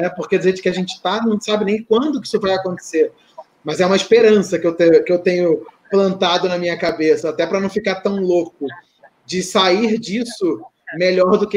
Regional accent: Rio de Janeiro, Brazil; É que nem eu, sou carioca e odeio praia.

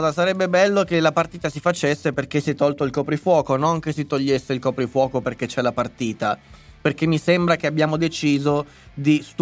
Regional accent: Lombardy, Italy; born there; sono nato in Lombardia

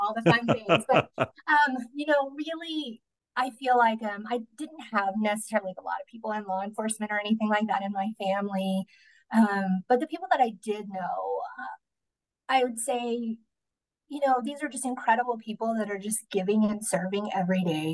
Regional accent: Midland, Texas, United States; now in Odessa, United States; I grew up in Midland. We live here in Odessa now

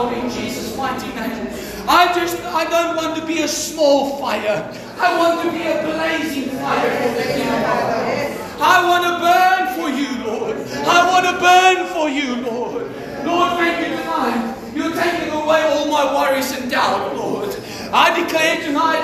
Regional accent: Mpumalanga, South Africa; English is a second language; also born or lived in Pretoria; now in Durban, South Africa; I grew up in Damas, Mpumalanga, where everybody speaks Afrikaans. Nobody speaks English.

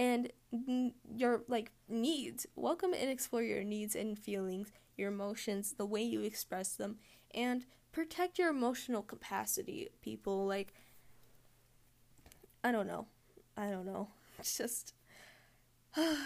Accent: Massachusetts, United States; I'm from North America, specifically the USA, specifically Massachusetts

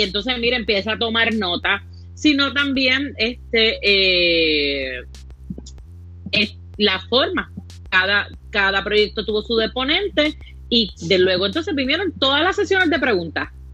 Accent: Caguas, Puerto Rico; also born or lived in Gurabo; now in San Juan, Puerto Rico; yo vivo en San Juan por razones de trabajo, pero mi corazón está en Caguas

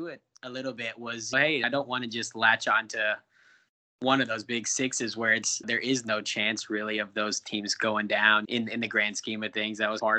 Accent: Dallas, Texas, United States; Yep, I'm from Dallas, Texas originally.

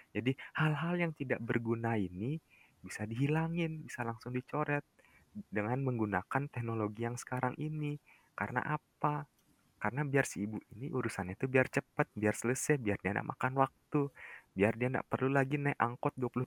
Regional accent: West Nusa Tenggara, Indonesia; aku kan orang Lombok

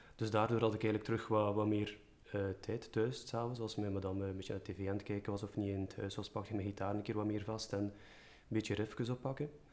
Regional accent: Merelbeke, Flanders, Belgium; ik ben van Merelbeke, bij het Gentse

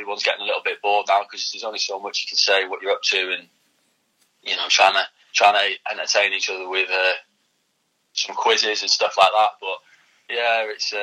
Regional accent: Prestatyn, Wales, United Kingdom; my hometown club

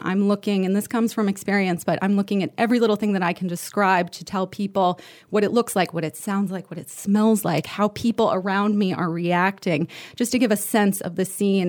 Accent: United States; moved away as an adult; now in Paris, France

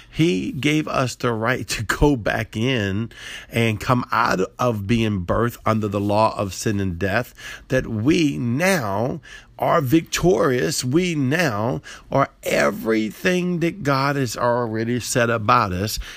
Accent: New Orleans, Louisiana, United States; I'm from the South, right? I'm from New Orleans area, and we make gumbo

